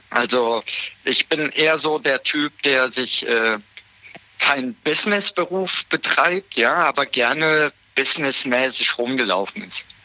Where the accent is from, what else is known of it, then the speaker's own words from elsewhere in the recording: Siegen, North Rhine-Westphalia, Germany; ich bin in Siegen groß geworden. Bin dann von 2010 bis 2012 bin ich umgezogen nach Föhl am Edersee in der Nähe von Kassel, ja.